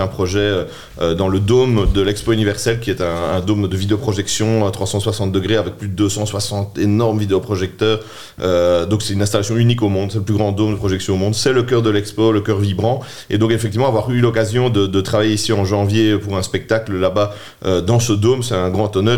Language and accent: French; Charleroi, Wallonia, Belgium; also born or lived in Namur; je suis né à Charleroi, je suis né à Mont-sur-Marchienne, j'ai fait mes, premières primaires à sur marchienne j'ai étudié au Collège du Sacré-Cœur chez les Jésuites euh, en secondaire